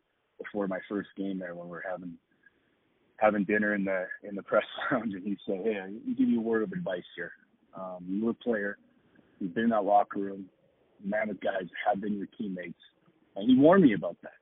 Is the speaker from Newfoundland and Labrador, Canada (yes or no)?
no; Edmonton, Alberta, Canada; now in Denver, United States; growing up in Edmonton, we had Rod Phillips